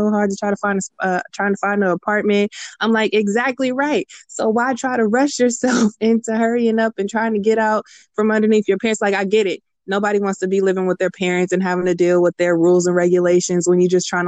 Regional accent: Richmond, California, United States; now in San Leandro, United States; Leandro, but I'm from Richmond.

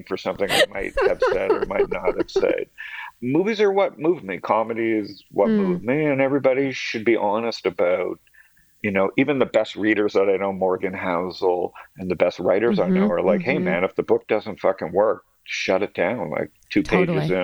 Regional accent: Toronto, Ontario, Canada; moved away; Born and raised in Toronto.

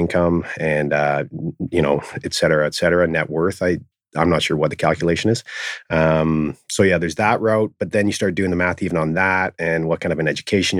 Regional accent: Vancouver, British Columbia, Canada; Own Yard Athletics, born and raised in Vancouver, did my schooling locally in Vancouver and then University of Saskatchewan in Saskatoon and UBC.

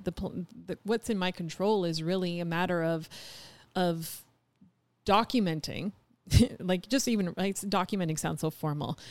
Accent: Canada; moved away as an adult; we're Canadian.

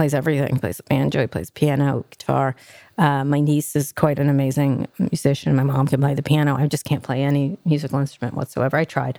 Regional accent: Philadelphia, Pennsylvania, United States; also born or lived in New York; New York. Philadelphia, Pennsylvania, stuff like that.

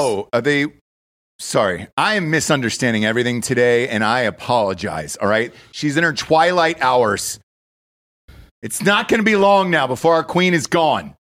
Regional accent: United States; I'm an American

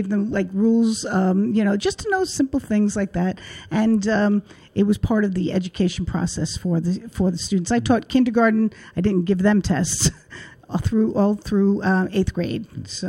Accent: Coney Island, New York, United States; born there; I was born in Coney Island.

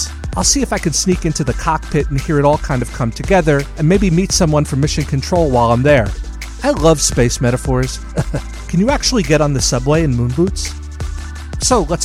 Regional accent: New York, United States; moved away; I was born in New York

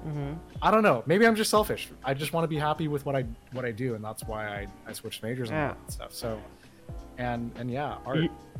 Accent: Rhode Island, United States; I'm from Rhode Island. You probably don't know where that is, but it's up north in the east.

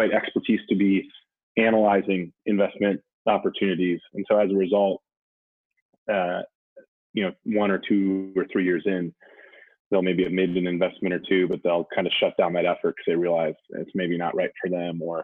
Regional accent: Wisconsin, United States; now in Brooklyn, United States; I grew up in Wisconsin

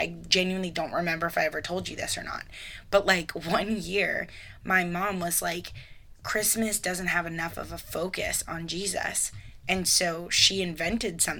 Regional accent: Florida, United States; now in Midwest, United States; I grew up in Florida

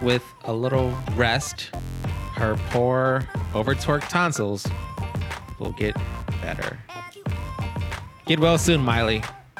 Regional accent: United States; Yes, I'm also American.

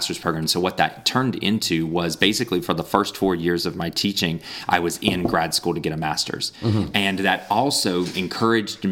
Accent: Raleigh, North Carolina, United States; moved away as an adult; also born or lived in Brazil; I was born in Raleigh, raised in the Raleigh area, went to, you know, elementary, middle school, and high school in the Raleigh area

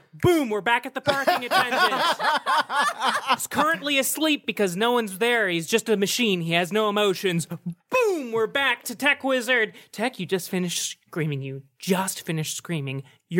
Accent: Boontown, Nevada, United States; Yeah, I'm originally from Boontown, Nevada.

